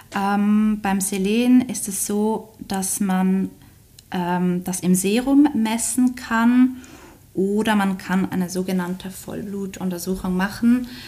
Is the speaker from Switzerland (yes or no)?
yes; Switzerland; accent: Swiss; wie man hört, wahrscheinlich komme ich aus der Schweiz.